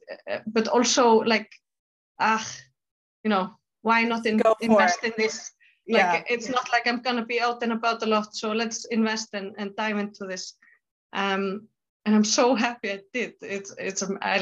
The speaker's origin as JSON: {"language": "English", "country": "Iceland", "said": "I'm from Iceland. So I live in Reykjavik in Iceland."}